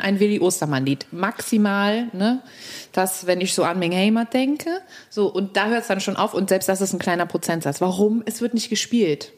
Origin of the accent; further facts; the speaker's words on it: Cologne, North Rhine-Westphalia, Germany; ich bin in der Südstadt groß geworden